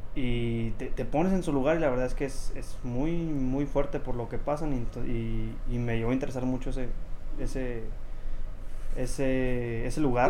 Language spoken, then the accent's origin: Spanish; Celaya, Guanajuato, Mexico; Soy oriundo de Celaya, Guanajuato